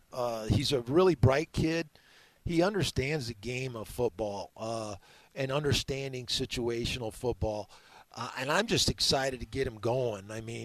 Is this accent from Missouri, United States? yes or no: no; Madison, Wisconsin, United States; moved away; I grew up in Madison, Wisconsin, watching Big Ten football all my life.